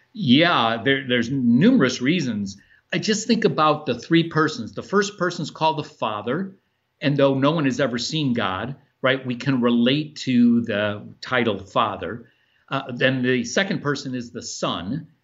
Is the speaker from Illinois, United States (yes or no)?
yes; Chicago, Illinois, United States; now in Louisville, United States; I'm, uh, born and raised in Chicago